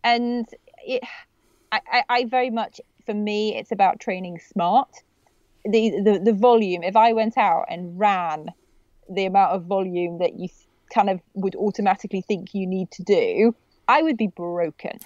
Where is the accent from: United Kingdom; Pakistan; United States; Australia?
United Kingdom; being a Brit